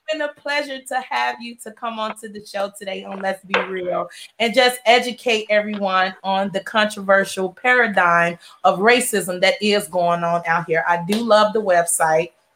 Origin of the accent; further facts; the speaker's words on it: Chicago, Illinois, United States; now in Houston, United States; I'm from Chicago